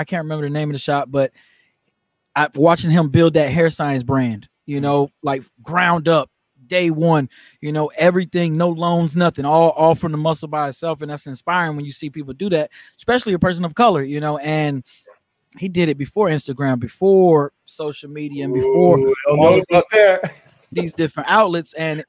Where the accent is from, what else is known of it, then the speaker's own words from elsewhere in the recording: Germany; also born or lived in Louisiana / North Carolina; now in United States; Well, I lived in North Carolina. I'm not from there. I'm from Germany.